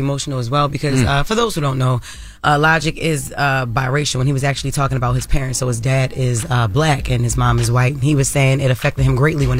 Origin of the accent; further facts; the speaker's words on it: Baltimore, Maryland, United States; Growing up in Baltimore City with, you know, family members that, you know, were addicted